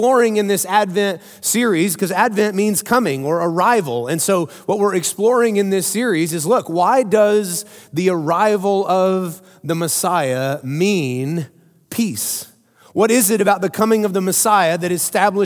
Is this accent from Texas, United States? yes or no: yes; Midland, Texas, United States; I grew up in Midland, Texas. You guys know that. I rep West Texas loud and proud all the time